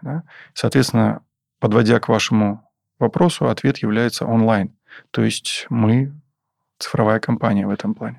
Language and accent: Russian; Taganrog, Rostov Oblast, Russia; в Таганроге, в моем родном городе